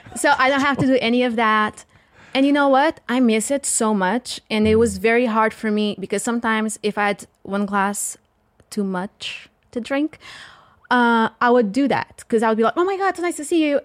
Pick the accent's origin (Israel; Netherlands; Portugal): Portugal; the South; accent: strong, thick southern accent; first language Portuguese; English is a second language; now in United States; I'm from the South and you have a very, we have a very strong, thick accent